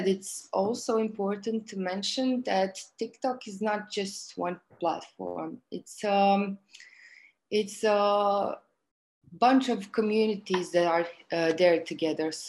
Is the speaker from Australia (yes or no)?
no; Croatia; I'm from Croatia